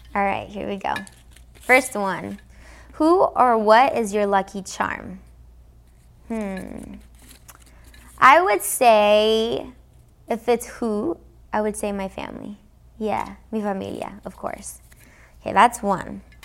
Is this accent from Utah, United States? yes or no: no; Los Angeles, California, United States; first language English; I'm from Los Angeles, because I grew up in America